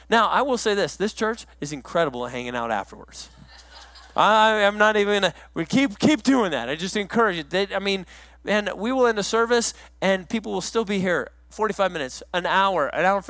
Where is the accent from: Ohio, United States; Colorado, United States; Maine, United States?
Colorado, United States; Woodland Park; moved away as an adult; also born or lived in South Carolina; I grew up in Woodland Park, Colorado. I went to the same school from kindergarten to the time I graduated.